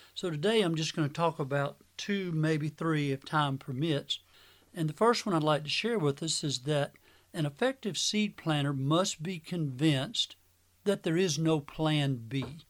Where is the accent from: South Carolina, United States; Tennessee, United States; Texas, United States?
South Carolina, United States; Manning; my hometown of Manning, South Carolina